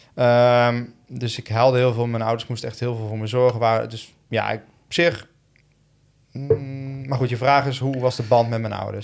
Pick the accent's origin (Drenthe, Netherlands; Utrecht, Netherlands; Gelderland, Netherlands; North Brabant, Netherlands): Gelderland, Netherlands; Tiel; also born or lived in Eindhoven / Woerden; ik ben opgegroeid in, in, eh, in Tiel